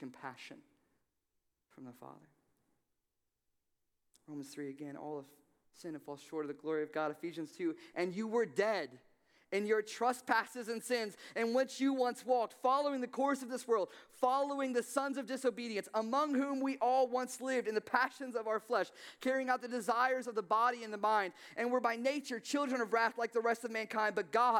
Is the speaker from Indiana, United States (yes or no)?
yes; Evansville, Indiana, United States; moved away as an adult; I came from Evansville, Indiana. My father, whom I love very much, he was a meth dealer most of my life. And so I left and went to college.